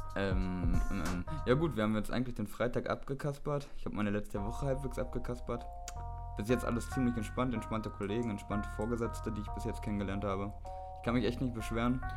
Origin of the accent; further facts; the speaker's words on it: Einbeck, Lower Saxony, Germany; moved away as an adult; now in Hamburg, Germany; aus der kleinen Stadt Einbeck, wo wir herkommen